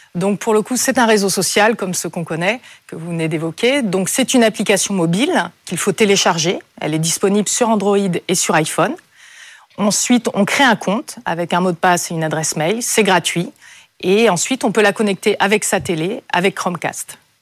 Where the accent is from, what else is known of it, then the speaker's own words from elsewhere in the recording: Brittany, France; moved away as an adult; je suis née en Bretagne, au bord de la mer, et quand je suis partie faire mes études